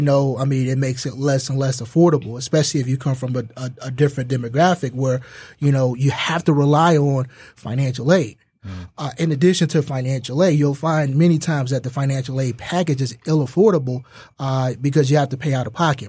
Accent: Detroit, Michigan, United States; I'm from Detroit

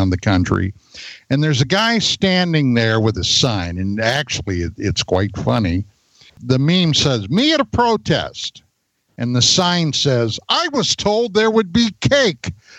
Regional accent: Pennsylvania, United States; moved away; I'm from the East Coast, right? I'm from Pennsylvania

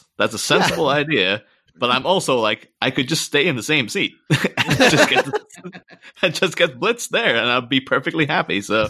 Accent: Ireland; moved away as an adult; now in England, United Kingdom; I grew up in Ireland. Came over to England when I was 18

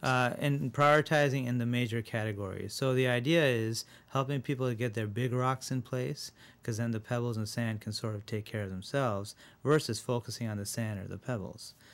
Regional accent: Rochester, New York, United States; also born or lived in India; I was born in India, uh, and when I was seven, I moved to Rochester.

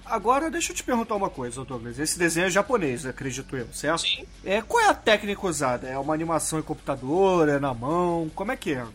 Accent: Brazil; Principalmente na nossa infância aqui no Brasil

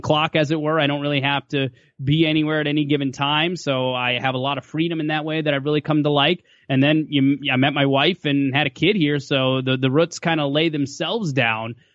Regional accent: Western Minnesota, United States; moved away; also born or lived in Fargo, North Dakota; I'm from Western Minnesota originally, so I'm kinda close to home.

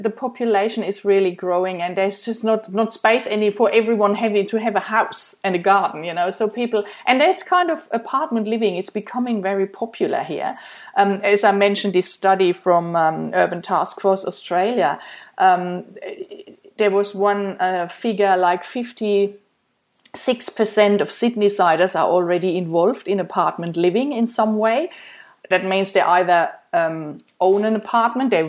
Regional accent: Germany; moved away as an adult; after I um, I came from Germany seven years ago, and then I started.

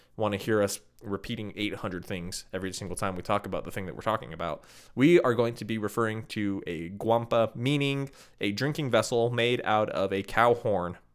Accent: Midwest, United States; moved away; Where I'm from, where I grew up

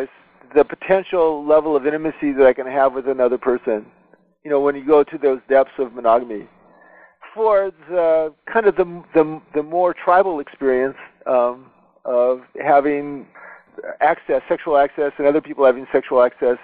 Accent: United States; I'm an American

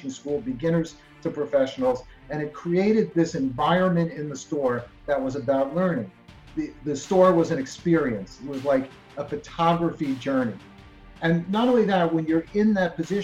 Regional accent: New Jersey, United States; moved away as an adult; now in Miami, United States; I was a Jersey boy, as we say, and that's New Jersey in the United States. Grew up there

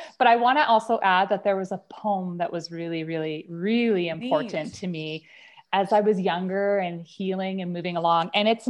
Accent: Toronto, Ontario, Canada; also born or lived in Lower Sackville; now in Calgary, Canada; So quickly, I ping-ponged back and forth between Toronto and a suburb of Halifax called Lower Sackville. So I was Toronto, Sackville, Toronto, Sackville, Toronto. That's where I grew up.

